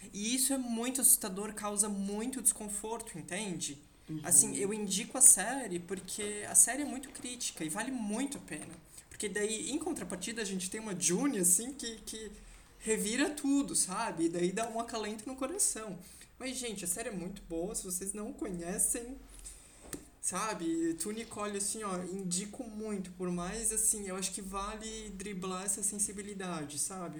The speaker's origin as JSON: {"language": "Portuguese", "country": "Brazil", "said": "como brasileiro vivente"}